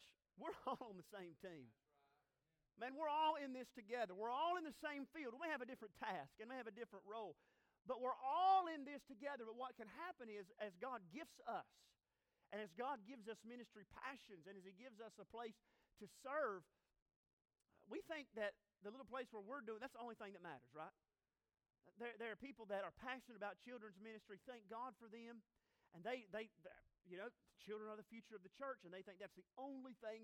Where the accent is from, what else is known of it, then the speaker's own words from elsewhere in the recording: North Carolina, United States; I'm from North Carolina